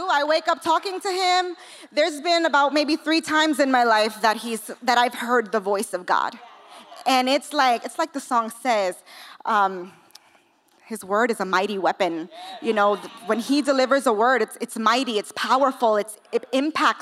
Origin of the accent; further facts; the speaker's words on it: New York City, New York, United States; now in California, United States; I'm from New York. I don't know if you can hear the accent. I'm from the Bronx. I was raised in the projects